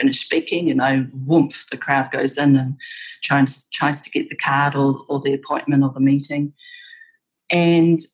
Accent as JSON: {"language": "English", "country": "New Zealand", "said": "I'd be like, New Zealand"}